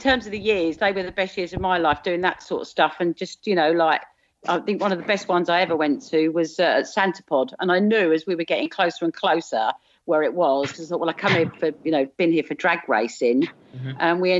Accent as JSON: {"language": "English", "region": "South of England", "country": "United Kingdom", "accent": "southern", "moved": "yes", "said": "you'll probably guess from my accent, I'm originally from South."}